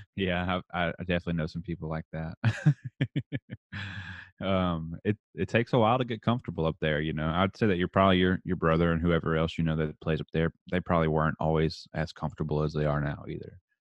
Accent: Texas, United States; accent: redneck; I'm from Texas

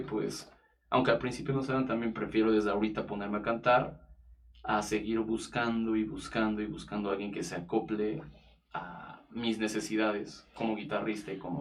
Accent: Mexico; soy artista, cantautor mexicano y productor musical

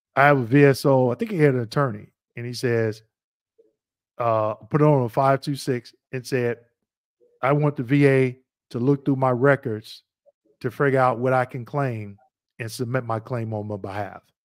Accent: Missouri, United States; I'm originally from Missouri

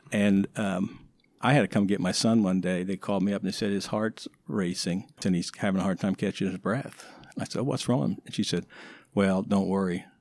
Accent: Woodstock, New York, United States; growing up in Woodstock

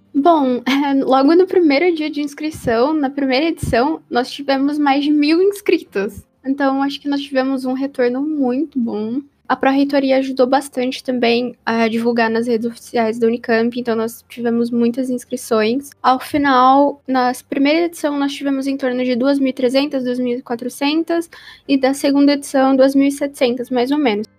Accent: ABC Paulista, São Paulo, Brazil; eu sou da BC Paulista, né, que era a região metropolitana de São Paulo

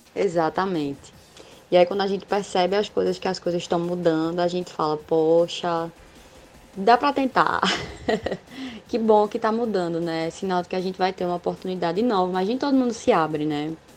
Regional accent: Caruaru, Pernambuco, Brazil; sou aqui de Caruaru, PE. Forrozeira nata

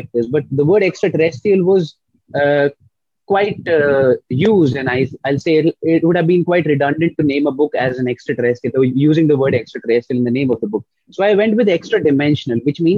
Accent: Lucknow, Uttar Pradesh, India; now in Mumbai, India; I am an author from Lucknow, India, and I reside in Mumbai

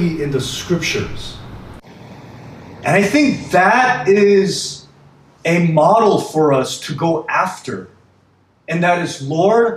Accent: Miami, Florida, United States; moved away; growing up in Miami, our, you know, we had two supermarkets that we went

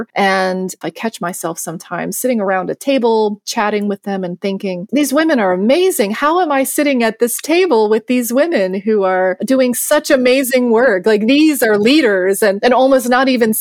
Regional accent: Virginia, United States; moved away as an adult; now in Senegal; when I grew up in Virginia in the United States

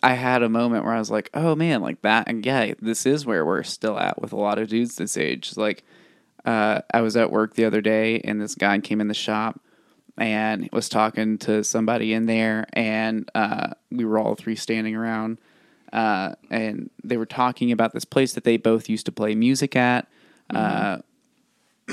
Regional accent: Bonham, Texas, United States; growing up in Bonham

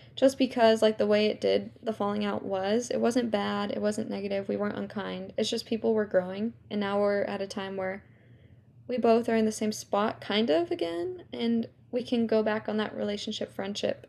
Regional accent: California, United States; also born or lived in New York; I grew up in New York, and then at the age of seven, I moved from New York to California

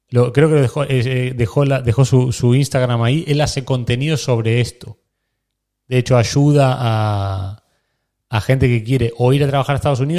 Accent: Argentina; O sea, lo que nosotros en Argentina, que yo soy argentino, lo que en Argentina vivimos con el Babi

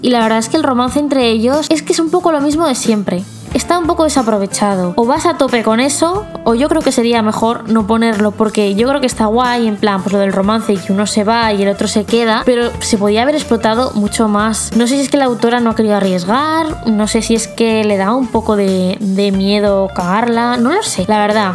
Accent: Mexico; soy de México

